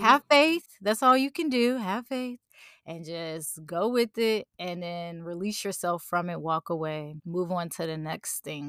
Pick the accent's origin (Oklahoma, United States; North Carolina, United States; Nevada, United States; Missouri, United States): Missouri, United States; St. Louis; I wanna start a foundation here in Saint Louis for music programs for young women